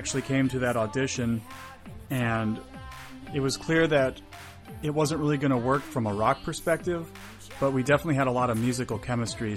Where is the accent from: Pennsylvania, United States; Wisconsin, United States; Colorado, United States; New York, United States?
Wisconsin, United States; moved away as an adult; now in San Diego, United States; I'm from a very small town. As I mentioned before, I'm from Wisconsin. I went to a public school that was kindergarten through 12th grade